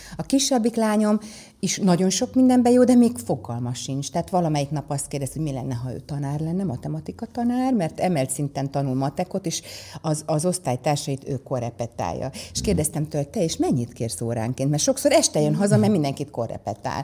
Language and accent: Hungarian; Százhalombatta, Pest, Hungary; also born or lived in Ózd, Hungary; az édesapám a Dunai Hőerőműben Százhalombattán kapott egy nagyon jó mérnöki uh-huh. állást